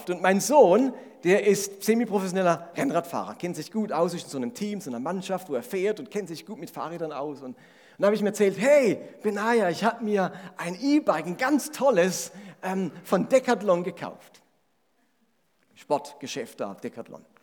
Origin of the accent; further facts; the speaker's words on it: Grenzach-Wyhlen, Baden-Württemberg, Germany; Bei uns in Grenzach-Wielen, wo ich herkomme, Grenzach-Wielen, Doppeldorf, da gab es immer noch alte Leute, die sind ihr Lebtag nicht nach Grenzach.